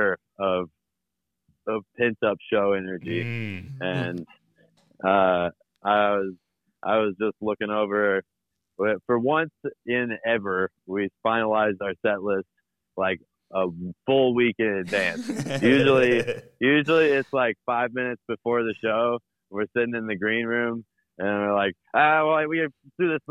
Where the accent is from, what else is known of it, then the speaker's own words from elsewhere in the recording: Little Rock, Arkansas, United States; moved away as an adult; now in Fayetteville, United States; I'm from Little Rock originally